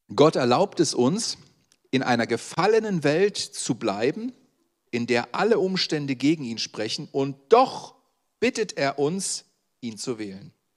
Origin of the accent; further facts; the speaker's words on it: Saxony, Germany; das sage ich als Sachse